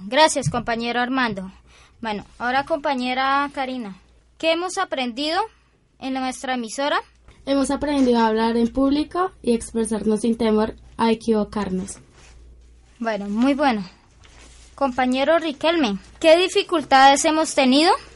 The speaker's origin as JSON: {"language": "Spanish", "town": "Purificación", "region": "Tolima", "country": "Colombia", "said": "nuestro municipio de Purificación"}